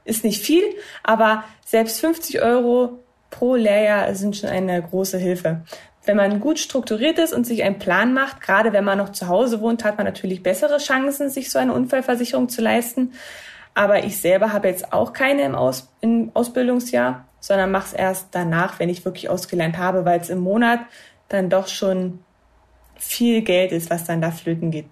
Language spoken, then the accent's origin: German; Cottbus, Brandenburg, Germany; bei uns in Cottbus